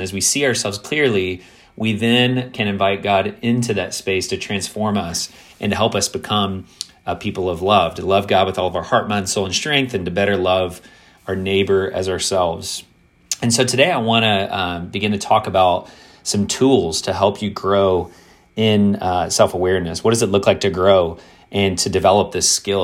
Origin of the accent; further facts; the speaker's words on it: Kentucky, United States; growing up in the South, growing up in a predominantly white context in, in Kentucky